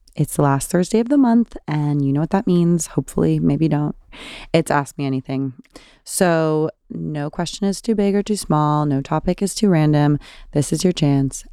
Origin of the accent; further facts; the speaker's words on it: California, United States; I'm from California